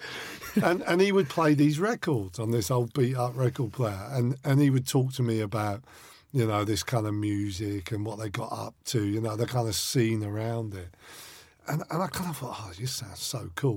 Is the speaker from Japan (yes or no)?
no; Winchester, South East England, United Kingdom; I grew up in Winchester, which is like a small town, about 60 miles from London, 10 miles from Southampton